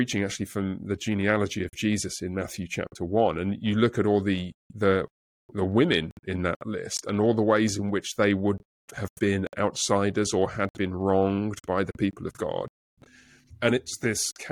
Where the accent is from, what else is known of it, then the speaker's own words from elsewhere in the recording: England, United Kingdom; moved away; I'm from England